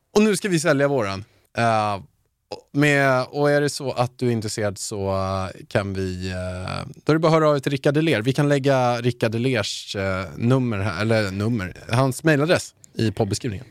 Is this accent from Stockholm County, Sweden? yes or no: yes; Haninge, Stockholm County, Sweden; mitt smeknamn i Haninge